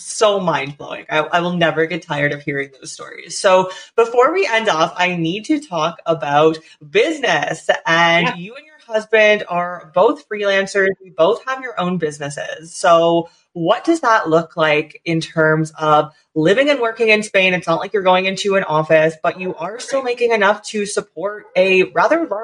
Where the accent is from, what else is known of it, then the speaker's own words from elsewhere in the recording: Canada; as a Canadian